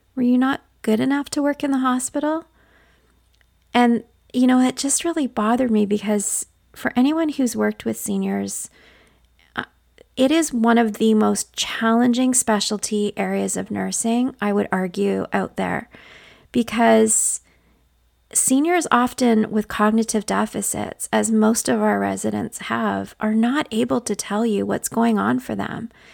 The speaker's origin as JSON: {"language": "English", "region": "northwestern Ontario", "country": "Canada", "tie": "born or raised there", "accent": "Canadian", "said": "But I grew up in northwestern Ontario, Canada, to a single mother"}